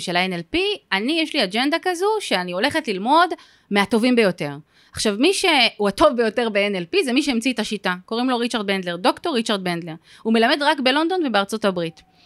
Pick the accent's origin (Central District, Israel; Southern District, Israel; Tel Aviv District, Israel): Tel Aviv District, Israel; Givatayim; אני במקור מגבעתיים